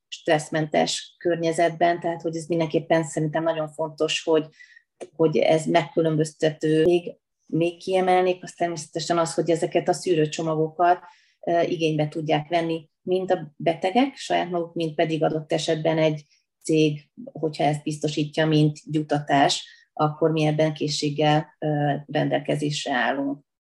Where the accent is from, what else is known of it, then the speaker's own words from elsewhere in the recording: Veszprém, Veszprém County, Hungary; tehát én minden utcát jóformán ismerek ott, ahol felnőttem, a stadion környékén, aztán éltem a Haszkóvó lakótelepen, most pedig a Kalmár tér környékén, tehát úgy összességében úgy bármelyik területét ismerem Veszprémnek